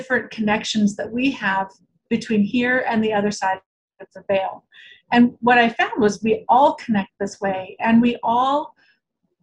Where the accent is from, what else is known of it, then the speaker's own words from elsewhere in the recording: Portland, Oregon, United States; also born or lived in Omaha, Nebraska; I grew up in Portland, Oregon. I was actually born in Omaha